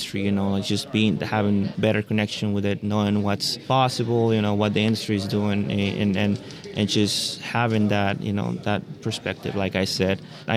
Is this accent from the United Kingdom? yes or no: no; Honduras; moved away as an adult; also born or lived in Costa Rica / Texas / California; now in Davis, United States; I am from Honduras originally. I was born and raised there